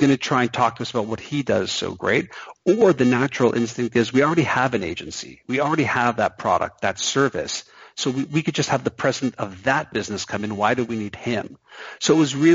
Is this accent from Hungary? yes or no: no; Canada; I'm Canadian